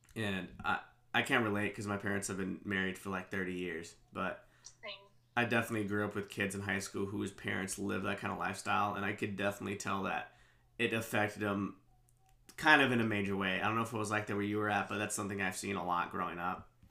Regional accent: Kansas City, United States; moved away as an adult; our love for Kansas City

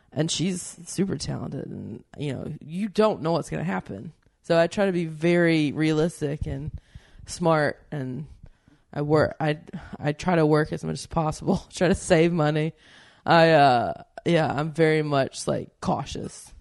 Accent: the South, United States; moved away as an adult; I come from the South, and there's a lot of storytellers there

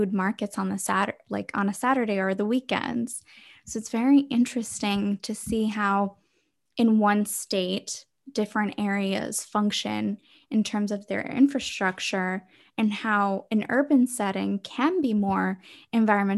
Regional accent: Boston, Massachusetts, United States; growing up in Boston.

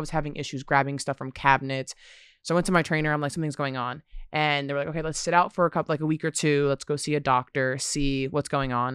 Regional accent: Red Bank, New Jersey, United States; I'm from Red Bank

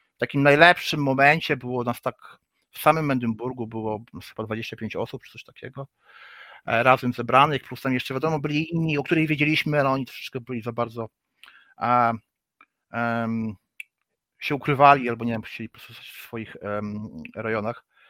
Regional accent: Gdynia, Pomeranian Voivodeship, Poland; also born or lived in Gdańsk; jestem z Gdyni, urodziłem się w Gdańsku, no ale wychowałem się w Gdyni

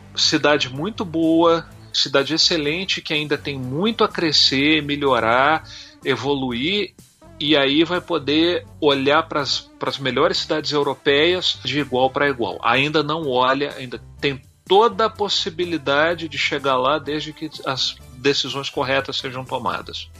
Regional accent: Minas Gerais, Brazil; moved away as an adult; also born or lived in Belo Horizonte / Copacabana, Rio de Janeiro; eu sou de Minas Gerais

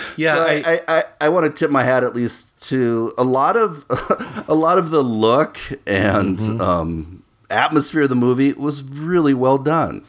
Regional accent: Minnesota, United States; growing up in Minnesota

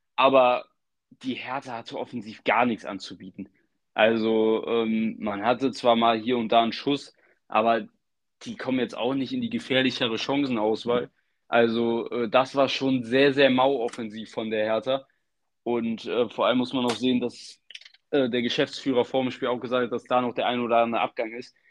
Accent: Germany; als Deutscher

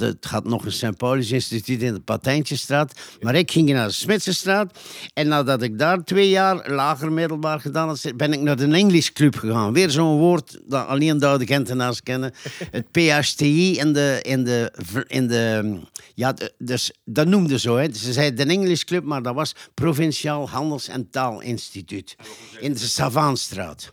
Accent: Nazareth, Flanders, Belgium; also born or lived in Ghent; ik ben in het midden van de Nazaretse bossen op een boerderijtje geboren

